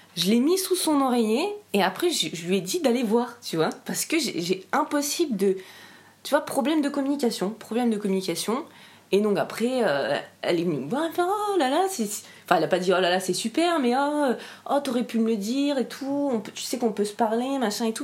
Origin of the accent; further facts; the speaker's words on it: Briançon, Provence-Alpes-Côte d'Azur, France; J'ai grandi à Briançon. Donc à Briançon, c'est dans les, dans les Hautes-Alpes.